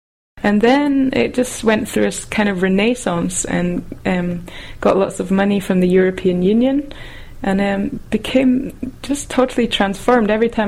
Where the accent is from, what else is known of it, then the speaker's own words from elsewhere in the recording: Scotland, United Kingdom; I'm from Scotland.